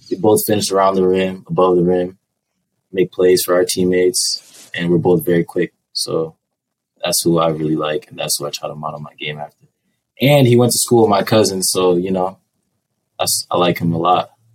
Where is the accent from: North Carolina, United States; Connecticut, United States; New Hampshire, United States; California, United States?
New Hampshire, United States; Manchester; I'm from Manchester, New Hampshire.